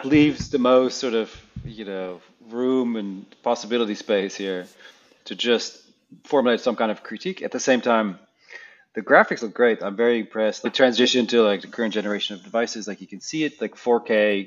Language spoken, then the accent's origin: English; Netherlands; once I was a teenager in some suburb in the middle of nowhere in the Netherlands